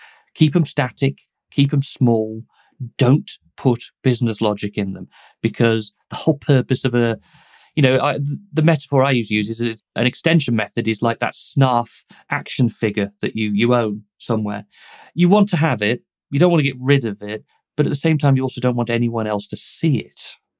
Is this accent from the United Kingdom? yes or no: yes; United Kingdom; because I'm British and we ask about the weather.